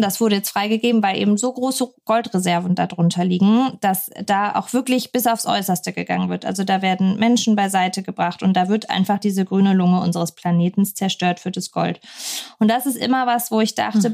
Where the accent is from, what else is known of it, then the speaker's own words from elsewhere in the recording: Pforzheim, Baden-Württemberg, Germany; Ich bin auch in Pforzheim geboren, der Goldstadt Deutschlands, mhm. steht auch immer noch auf dem Autobahnschild. ich sehr stolz drauf. nee, aber ähm, bin da eben groß geworden